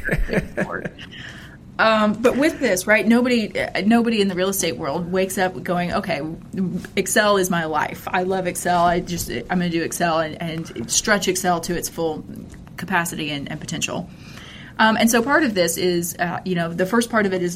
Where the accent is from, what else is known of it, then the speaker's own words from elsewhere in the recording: Texas, United States; I grew up here in Texas